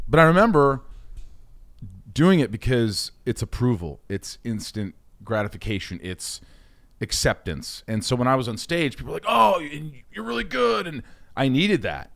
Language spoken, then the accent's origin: English; southern Indiana, United States; also born or lived in Oceanside, New York / Connecticut; I really grew up in Indiana from the time I was eight